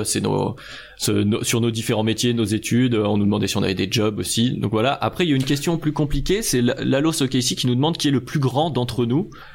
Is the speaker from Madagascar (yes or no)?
no; Lyon, Auvergne-Rhône-Alpes, France; now in Annecy, France; je vis actuellement à Annecy. Euh, je suis de Lyon à la base